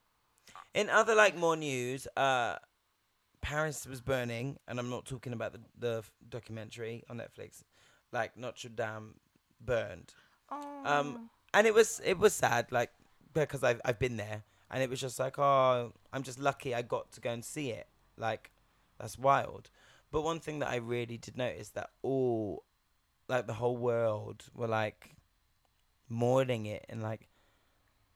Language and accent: English; United Kingdom; we're British, like I'm British